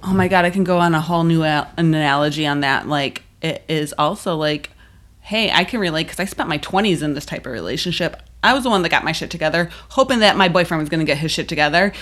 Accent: Buffalo, New York, United States; I'm from Buffalo.

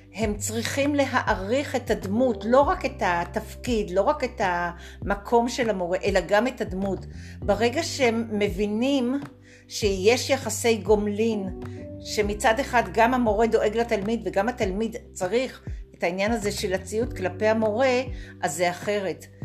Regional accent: Tel Aviv, Tel Aviv District, Israel; moved away as an adult; also born or lived in Golan Heights; now in Nov, Israel; גדלתי בתל אביב

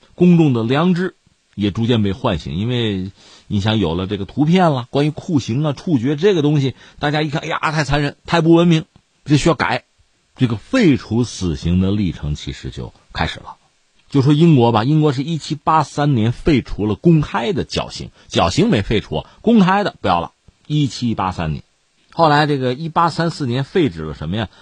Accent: China; 我们中国人

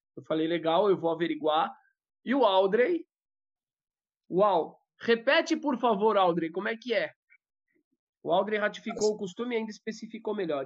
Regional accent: Brazil; eu sou primeira geração nascida no Brasil

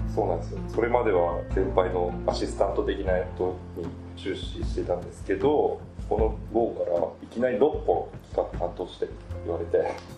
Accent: Kyushu, Japan; 出身は九州です。

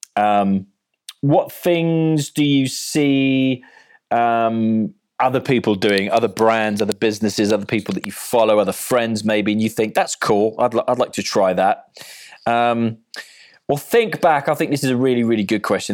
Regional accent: Cardiff, Wales, United Kingdom; I'm from Cardiff

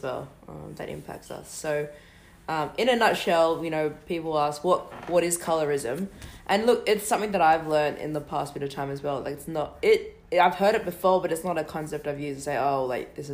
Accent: Australia; also born or lived in Western Sydney; Australian-raised Melanesian and Polynesian

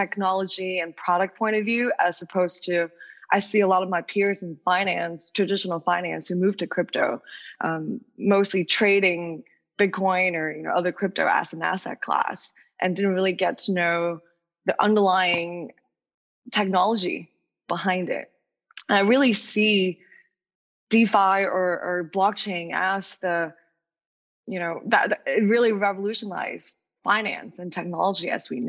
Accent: Wuhan, Hubei, China; English is a second language; moved away as an adult; also born or lived in New York, United States; I was born and raised in China, then went to the States for college

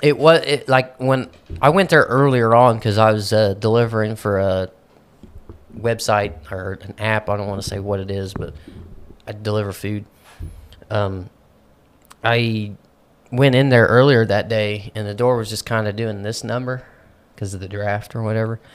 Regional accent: Midwest, United States; I'm a Midwesterner

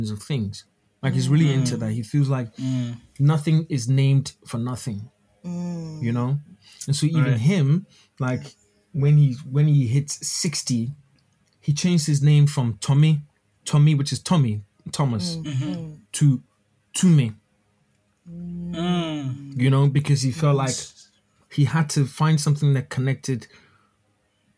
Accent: Ghana; for me being a Ghanaian

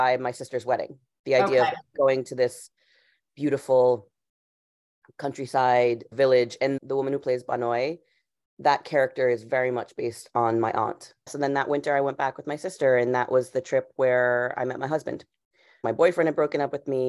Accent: Rhode Island, United States; I grew up in Rhode Island in like a small suburb, all white, upper middle class town

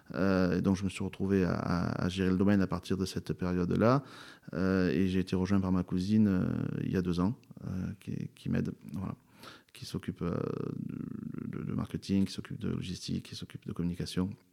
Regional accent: Châteauneuf-du-Pape, Provence-Alpes-Côte d'Azur, France; je suis l'Obélix de Châteauneuf-du-Pape

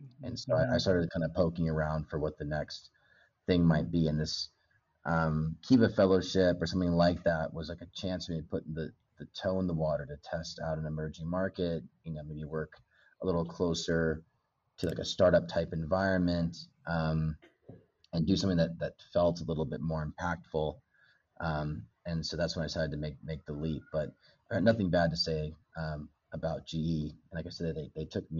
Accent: Bend, Oregon, United States; moved away as an adult; also born or lived in Los Angeles; now in Kenya; A little town called Bend, Oregon, kind of up in the mountains

